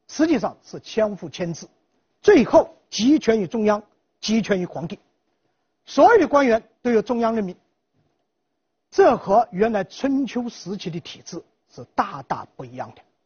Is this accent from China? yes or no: yes; Jiangxi, China; 我们江西人自己就无数的方言